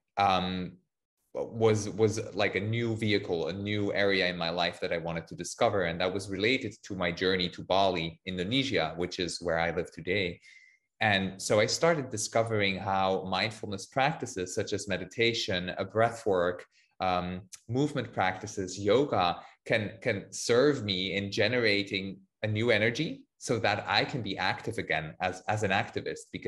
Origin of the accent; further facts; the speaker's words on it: Switzerland; I'm from Switzerland